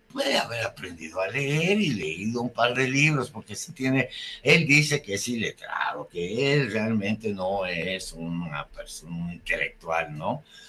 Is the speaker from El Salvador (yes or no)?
no; Mexico